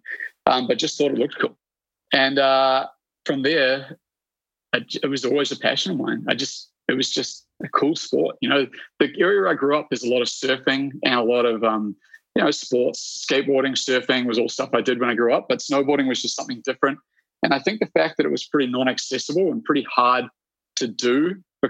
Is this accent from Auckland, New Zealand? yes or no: no; New Plymouth, Taranaki, New Zealand; accent: New Zealand; moved away as an adult; now in Whistler, Canada; I grew up in a little town. It's called New Plymouth, which is on the west coast of the North Island of New Zealand